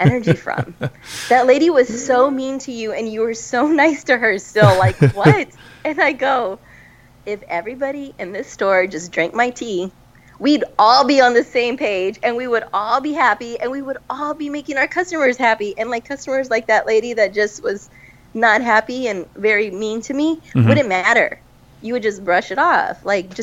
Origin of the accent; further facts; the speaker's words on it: Alice, Texas, United States; moved away; I'm from Alice, Texas